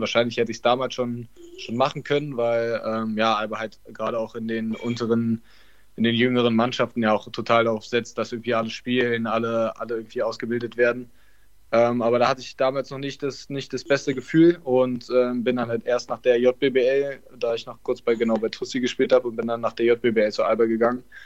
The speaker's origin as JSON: {"language": "German", "region": "Berlin", "country": "Germany", "tie": "born or raised there", "said": "Ich bin Berliner, bin in Berlin aufgewachsen"}